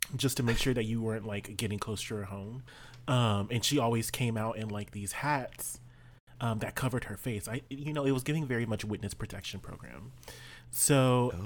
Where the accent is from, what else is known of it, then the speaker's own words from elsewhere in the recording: South Texas, United States; I grew up in South Texas